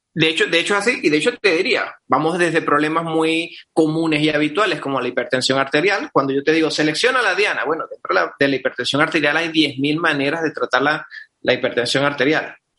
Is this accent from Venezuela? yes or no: yes; Venezuela; soy venezolano, médico de Venezuela